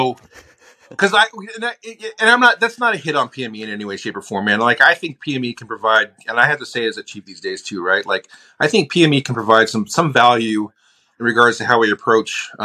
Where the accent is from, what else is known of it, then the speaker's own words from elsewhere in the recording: Socorro, New Mexico, United States; also born or lived in Albuquerque, New Mexico; I actually spent most of my life as a kid in Socorro, New Mexico.